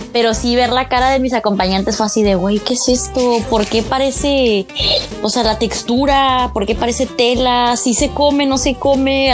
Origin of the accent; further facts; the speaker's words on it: Mexico; Soy una mala mexicana.